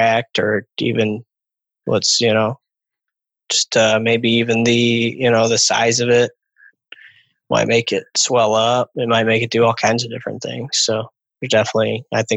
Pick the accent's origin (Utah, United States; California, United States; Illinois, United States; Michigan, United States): Michigan, United States; Lake St. Clair, metro Detroit; I grew up on Lake St. Clair, so I guess it'd be Muskamoot Bay over on Lake St. Clair. But yeah, it's a little smaller lake over in the metro Detroit